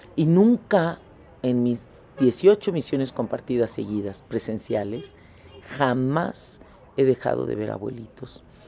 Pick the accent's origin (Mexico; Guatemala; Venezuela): Mexico; moved away as an adult; now in Ecuador; yo nací en México